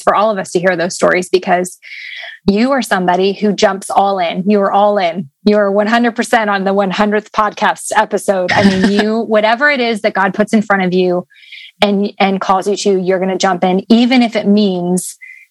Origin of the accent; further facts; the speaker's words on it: the North, United States; moved away; I'm from the North